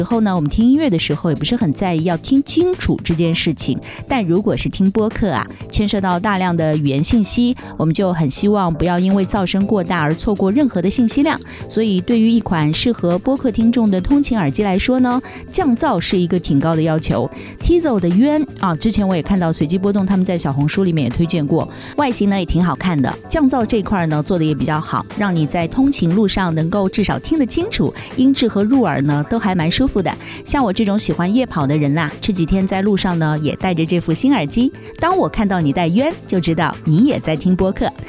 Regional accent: Shanghai, China; 我们上海人

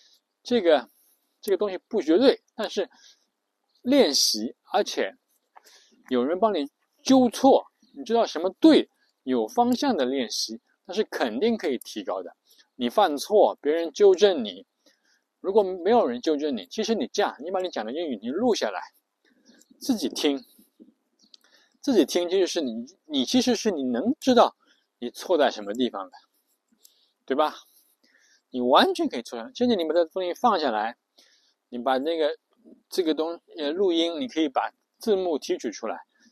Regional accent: China; 所以我们中国人写的这个这个一邮件工作邮件

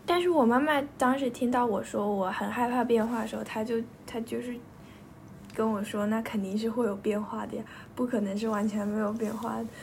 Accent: Yixing, Jiangsu, China; 我从幼儿园住到小学，小学住了几年的，在宜兴的一个家

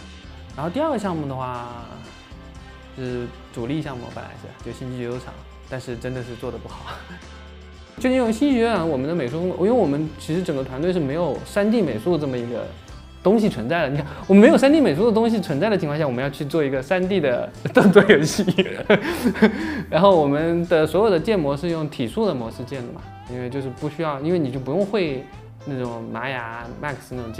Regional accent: Jinhua, Zhejiang, China; now in Hangzhou, China; 呃，浙江金华。

